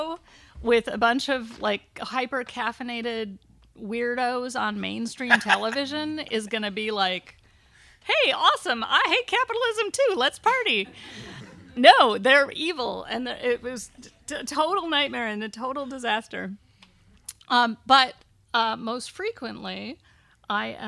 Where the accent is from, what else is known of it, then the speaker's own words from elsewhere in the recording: United States; As a woman growing up in America